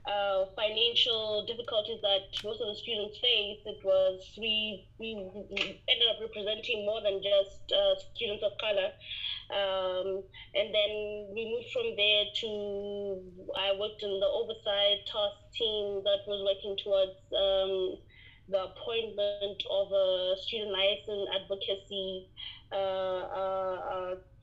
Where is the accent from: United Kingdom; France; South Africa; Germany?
South Africa; Limpopo; I'm actually originally from Limpopo, born and bred here, and I'm currently serving the same population that raised me